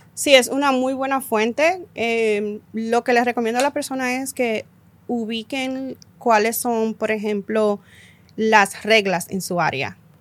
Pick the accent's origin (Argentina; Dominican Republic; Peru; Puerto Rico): Dominican Republic; nosotros somos dominicanas